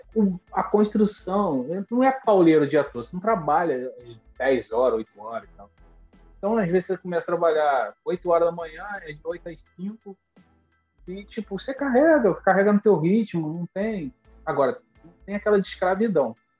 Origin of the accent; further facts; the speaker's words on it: Duque de Caxias, Rio de Janeiro, Brazil; moved away as an adult; now in Pompano Beach, United States; eu cresci em Duque de Caxias, já estava morando na capital